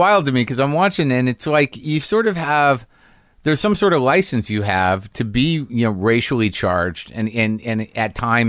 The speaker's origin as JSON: {"language": "English", "country": "Canada", "said": "I think as a Canadian, the one thing I don't see"}